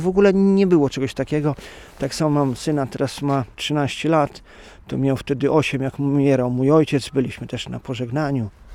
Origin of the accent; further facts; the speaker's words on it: Rejowiec, Lublin Voivodeship, Poland; Pochodzę z Rejowca